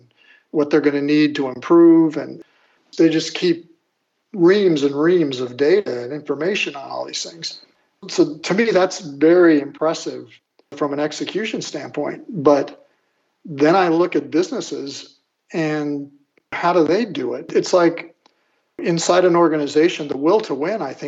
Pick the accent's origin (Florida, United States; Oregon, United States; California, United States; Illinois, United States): Illinois, United States; moved away; I'm from Illinois